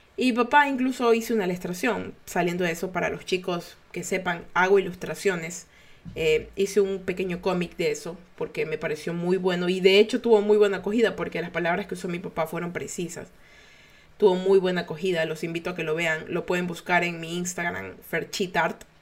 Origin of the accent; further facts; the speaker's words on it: Ecuador; los ecuatorianos estamos tratando de seguir adelante